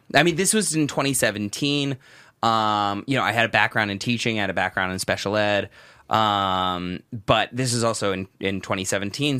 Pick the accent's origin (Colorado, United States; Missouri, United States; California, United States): California, United States; Southern; first language English; moved away as an adult; in my early life, the outside world, outside of, you know, Southern California was this really, really frightening place.